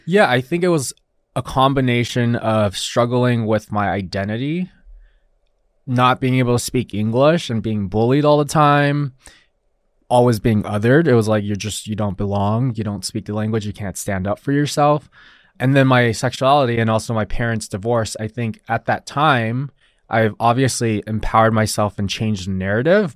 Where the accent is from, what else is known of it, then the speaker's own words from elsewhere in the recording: Los Alamitos, California, United States; first language Mandarin Chinese; English is a second language; also born or lived in Taiwan; I was born here in Los Alamitos, near Huntington Beach